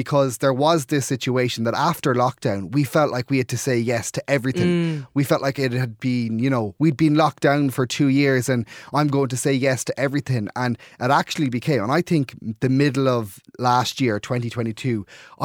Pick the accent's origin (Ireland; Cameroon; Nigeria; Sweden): Ireland; Clare, Munster; moved away as an adult; now in Dublin, Ireland; I'm from Clare, living in Dublin. So if I go home at the weekends, a lot of the time when I go to Clare